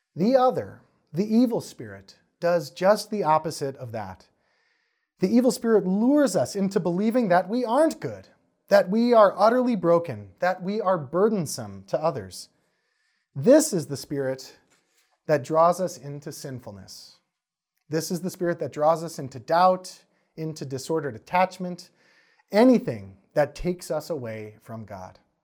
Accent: Wisconsin, United States; I'm from Wisconsin

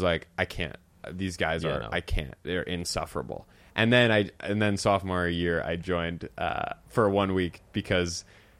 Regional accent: Philadelphia, Pennsylvania, United States; moved away as an adult; also born or lived in Santa Barbara, California; I was from Philly.

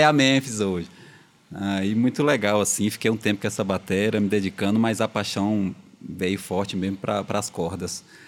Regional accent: Brazil; eu cresci ali no Alto Maron, né? Nosso bairro aqui, um grande bairro Alto Maron

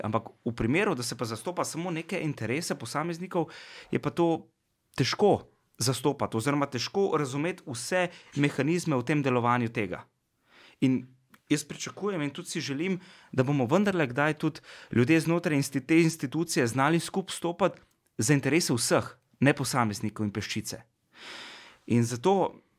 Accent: Slovenia; smo Slovenci

